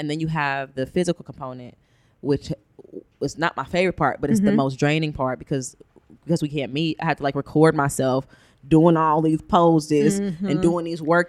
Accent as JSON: {"language": "English", "town": "Cincinnati", "region": "Ohio", "country": "United States", "tie": "born or raised there", "said": "I'm from Cincinnati, born and raised."}